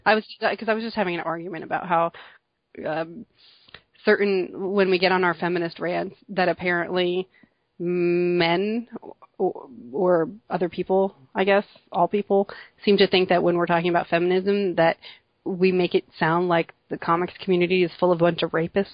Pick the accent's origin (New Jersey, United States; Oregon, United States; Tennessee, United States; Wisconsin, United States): New Jersey, United States; I am from New Jersey